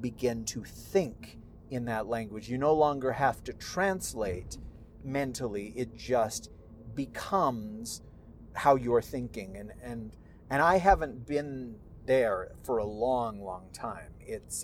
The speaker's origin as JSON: {"language": "English", "region": "California", "country": "United States", "tie": "born or raised there", "first_language": "Spanish", "second_language": "English", "said": "when I was a little boy, like a toddler, living in California, she would take care of me, and Spanish was my first language."}